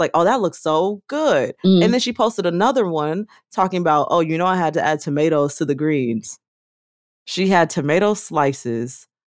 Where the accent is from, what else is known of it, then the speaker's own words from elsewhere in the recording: United States; I also want to caveat by saying I am Black American.